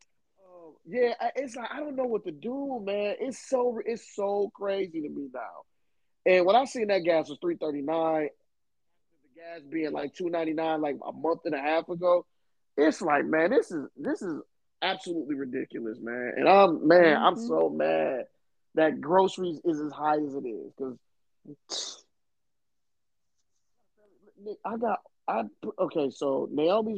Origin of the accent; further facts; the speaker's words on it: Michigan, United States; moved away; growing up in Michigan